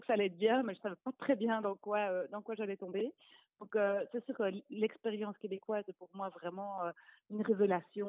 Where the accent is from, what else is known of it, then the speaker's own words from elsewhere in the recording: Brussels, Brussels-Capital Region, Belgium; je viens de Bruxelles